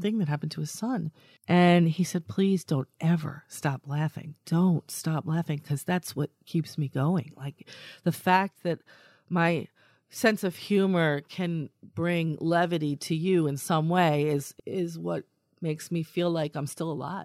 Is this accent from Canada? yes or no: no; New York, United States; I, I come from New York